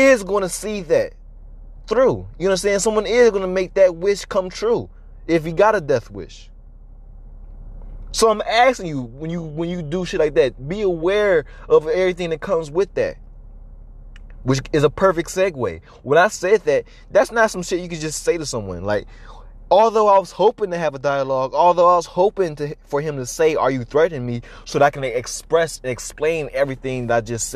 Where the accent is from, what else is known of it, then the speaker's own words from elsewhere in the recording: Chicago, Illinois, United States; growing up in Southside Chicago